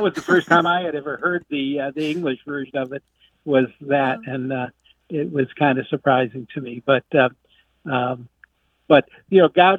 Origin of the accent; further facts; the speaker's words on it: United States; accent: American; in Italy, my family makes fun of my American accent